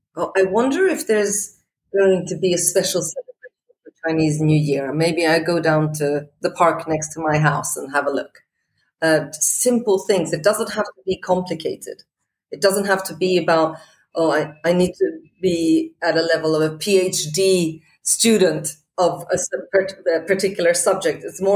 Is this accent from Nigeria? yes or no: no; Portugal; also born or lived in Scotland; You know, I grew up in Portugal. I'm Swedish. I went to school in Scotland.